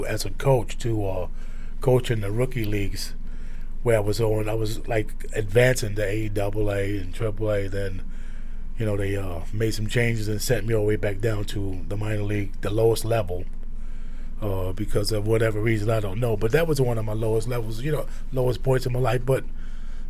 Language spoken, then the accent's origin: English; New York City, New York, United States; moved away; where we grew up in South Brooklyn